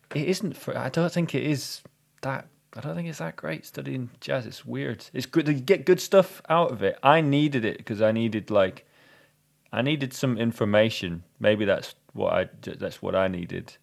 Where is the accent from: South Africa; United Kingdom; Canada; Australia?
United Kingdom; we're British slash European